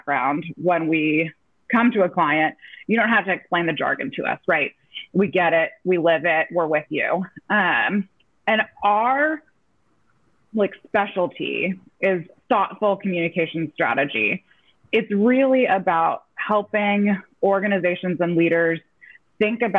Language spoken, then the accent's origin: English; North Carolina, United States; moved away as an adult; I was making my homecoming back to my home state